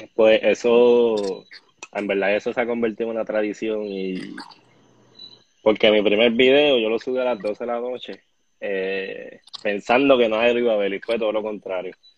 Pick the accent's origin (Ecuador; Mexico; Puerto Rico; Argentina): Puerto Rico; Bayamón; now in Guaynabo, Puerto Rico; Yo nací en Bayamón, me crié en Bayamón, estudié en Bayamón, pero siempre he vivido en Guaynabo.